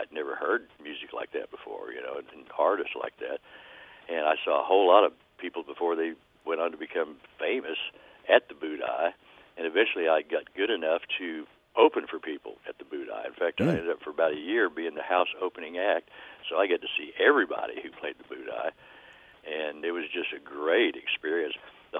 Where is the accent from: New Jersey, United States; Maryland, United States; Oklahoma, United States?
Oklahoma, United States; Oklahoma City; I grew up in Oklahoma City